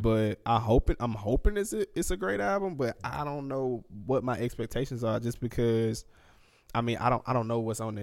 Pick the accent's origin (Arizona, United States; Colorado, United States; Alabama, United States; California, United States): Alabama, United States; Anniston; I'm from Anniston, Alabama.